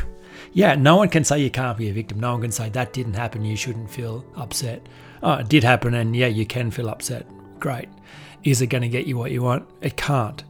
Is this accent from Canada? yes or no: no; Australia; being a man, being being white, being wealthy, being Australian